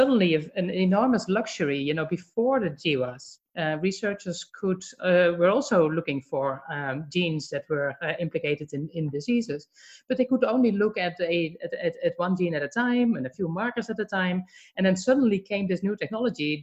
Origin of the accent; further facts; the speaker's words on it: Netherlands; now in Atlanta, United States; I'm from the Netherlands